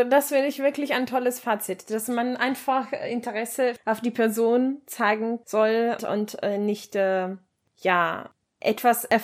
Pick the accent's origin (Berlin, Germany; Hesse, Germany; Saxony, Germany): Saxony, Germany; Leipzig; ich komme aus Leipzig und meine Locken kommen aus